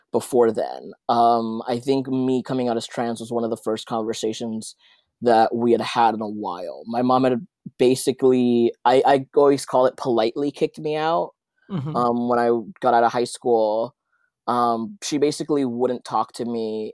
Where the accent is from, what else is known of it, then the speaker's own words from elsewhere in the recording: Los Angeles, California, United States; also born or lived in Santa Ana, El Salvador; But I was raised in like East Hollywood, Koreatown, kind of like where they meet. So here in LA.